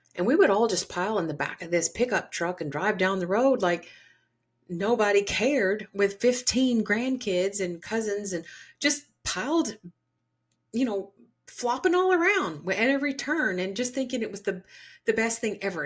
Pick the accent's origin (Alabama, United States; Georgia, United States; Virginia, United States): Georgia, United States; Growing up in the South, the deep South, Georgia